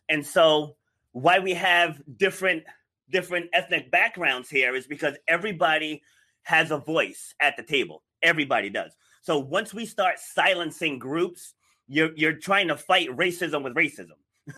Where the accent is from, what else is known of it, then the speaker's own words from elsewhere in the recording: New York City, New York, United States; born there; So I was born in New York City. So, you know, my parents lived in the projects, but I was raised rural.